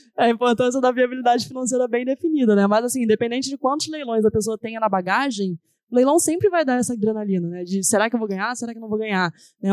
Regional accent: Rio de Janeiro, Brazil; moved away as an adult; now in São Paulo, Brazil; eu vivi a minha vida inteira no Rio

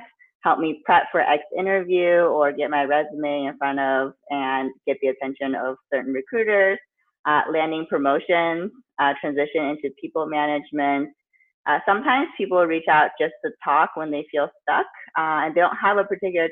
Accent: the Bay Area, California, United States; I grew up in the Bay Area, went to college at Berkeley

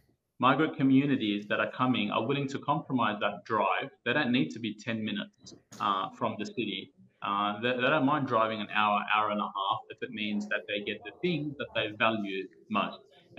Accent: Fairfield, New South Wales, Australia; When I grew up in the 1990s, I grew up in Fairfield

